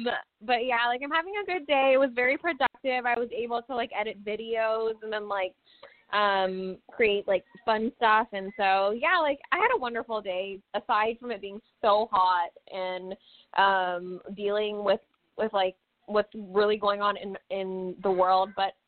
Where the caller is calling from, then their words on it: California, United States; It's me, …, and I'm coming from California. I'm here with my family